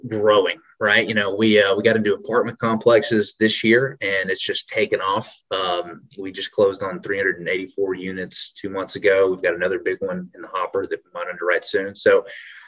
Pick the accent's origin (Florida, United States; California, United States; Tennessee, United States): Tennessee, United States; Memphis; also born or lived in Trussville, Alabama / Knoxville, Tennessee; now in Nashville, United States; a down to earth country boy from Alabama, Memphis originally. Spent some time growing up in Trustville, moved to Memphis when I was pretty young.